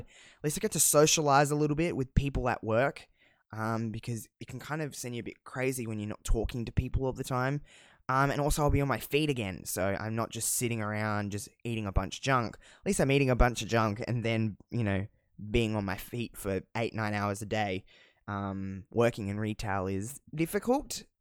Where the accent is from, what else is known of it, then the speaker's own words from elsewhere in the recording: Australia; accent: Australian; I don't think I have that thick of an Australian accent, but maybe